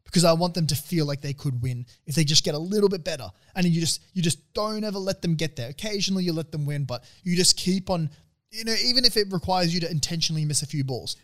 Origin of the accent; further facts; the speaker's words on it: Australia; coming as an Aussie